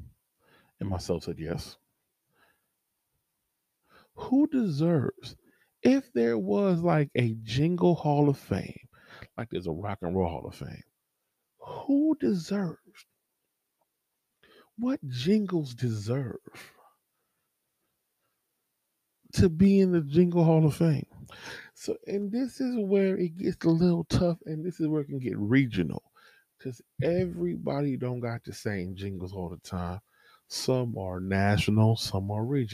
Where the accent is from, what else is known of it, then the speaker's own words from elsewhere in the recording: California, United States; I'm from California